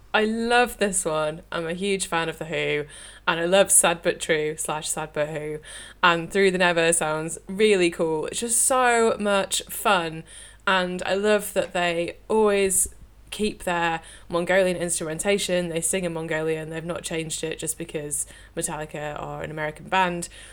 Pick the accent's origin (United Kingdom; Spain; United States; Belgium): United Kingdom; the north of England; accent: northern; It's probably my northern accent